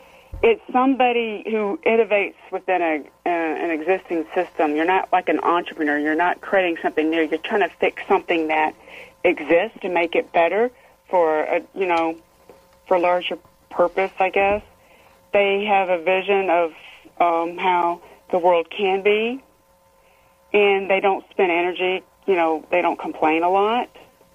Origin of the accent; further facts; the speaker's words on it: Fort Knox, Kentucky, United States; born there; I was born in Fort Knox, Kentucky. I was raised around the military anyway.